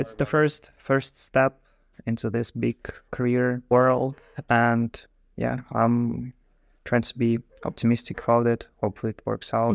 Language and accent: English; Moscow, Russia; moved away as an adult; also born or lived in Ireland; now in Netherlands; I'm also from Russia, from, like, Moscow itself